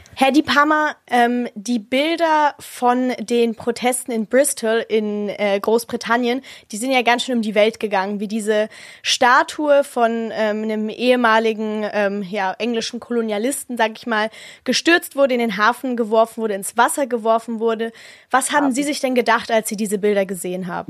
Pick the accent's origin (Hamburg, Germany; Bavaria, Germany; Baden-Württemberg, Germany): Bavaria, Germany; Munich; bei uns in Bayern, also in München